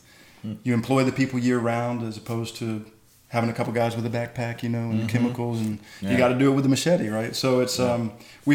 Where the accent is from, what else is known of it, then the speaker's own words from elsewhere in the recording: Atlanta, Georgia, United States; moved away as an adult; also born or lived in San Juan del Sur, Nicaragua; born and raised in Atlanta